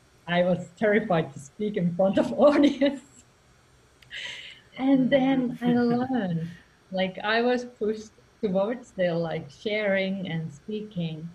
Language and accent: English; Finland; English is a second language; now in Spain; I'm from Finland originally and now living in Spain